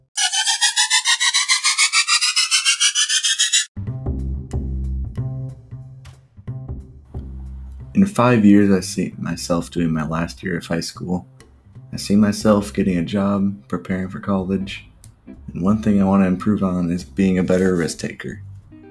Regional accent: South St. Paul, Minnesota, United States; I'm from South St. Paul

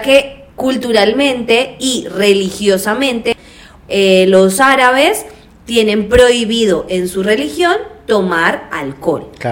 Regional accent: Colombia; yo soy colombiana

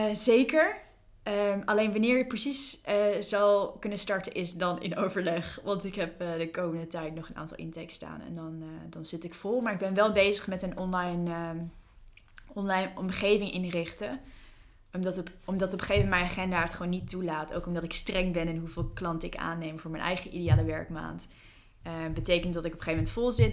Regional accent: New Zealand; moved away; Ik, ik ben opgegroeid in Nieuw-Zeeland. Ik heb daar tien jaar gewoond.

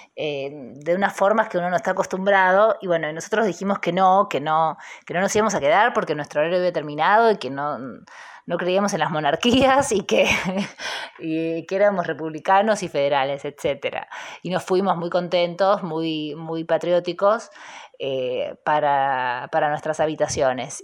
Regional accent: Buenos Aires, Argentina; Yo soy de Buenos Aires, eh, nacida y criada en San Telmo, ahora vivo en Almagro

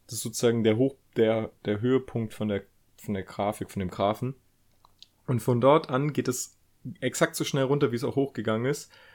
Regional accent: Germany; wir Deutschen

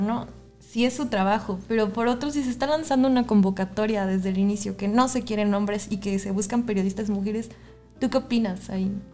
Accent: Xalapa, Veracruz, Mexico; somos de Jalapa, Veracruz

